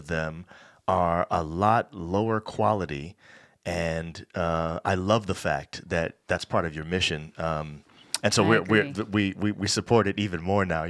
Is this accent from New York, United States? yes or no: yes; New York, United States; I'm from New York